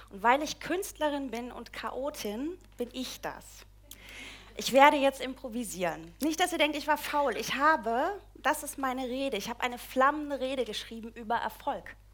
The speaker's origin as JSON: {"language": "German", "region": "East Germany", "country": "Germany", "said": "Ich komme ursprünglich aus der DDR, irgendwann landete ich im Schwabenland."}